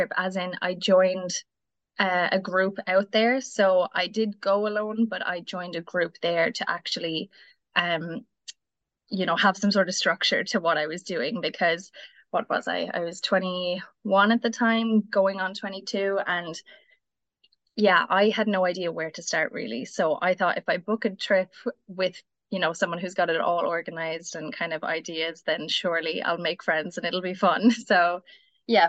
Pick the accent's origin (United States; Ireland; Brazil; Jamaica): Ireland; New Ross, Leinster; I'm in Wexford, Ireland. I'm from New Ross.